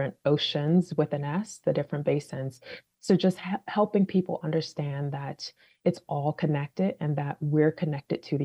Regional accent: Chicago, Illinois, United States; also born or lived in Washington, D.C. / California; now in Boston, United States; I was born and raised in Chicago, so I'm not a Bostonian.

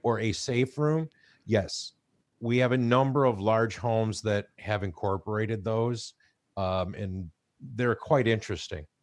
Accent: Chicago, Illinois, United States; moved away; I grew up in Chicago

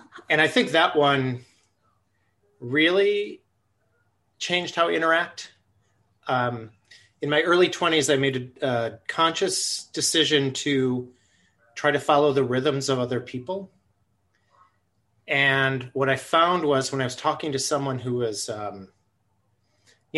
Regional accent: Buffalo, New York, United States; moved away as an adult; now in Twin Cities, United States; I grew up in Buffalo, New York

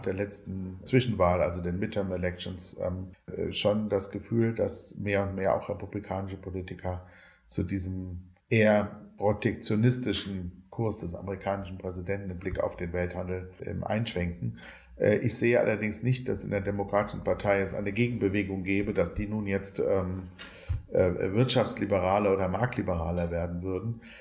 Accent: Germany; Ich als Deutscher

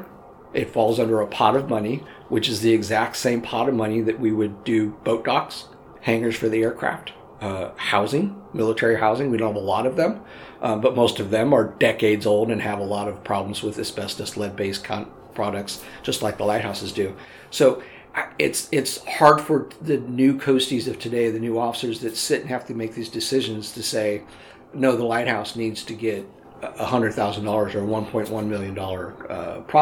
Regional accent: Southern California, United States; I grew up in Southern California

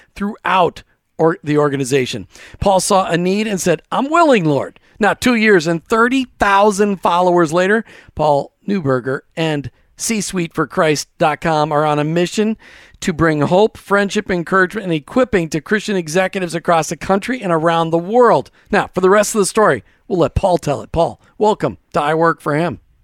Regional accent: Minnesota, United States; I grew up in Minnesota

